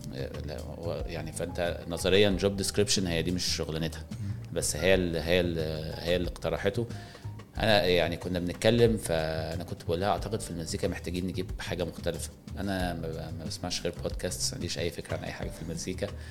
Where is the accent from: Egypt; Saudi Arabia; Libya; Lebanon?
Egypt; واحنا كمصريين